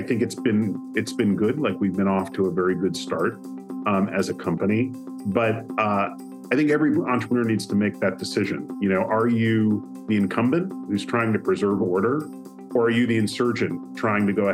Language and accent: English; just outside of Chicago, Northern Illinois, United States; I grew up in the Midwest. I grew up in Northern Illinois, just outside of Chicago